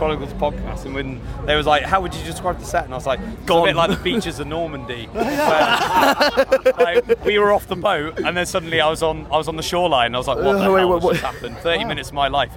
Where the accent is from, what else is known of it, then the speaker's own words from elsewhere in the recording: Cheltenham, South West England, United Kingdom; we're from Cheltenham